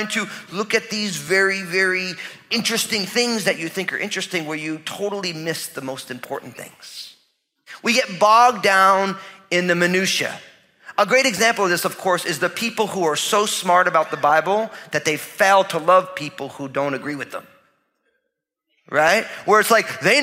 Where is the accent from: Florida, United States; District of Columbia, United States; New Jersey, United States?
New Jersey, United States; I'm from New Jersey, so I talk that way to people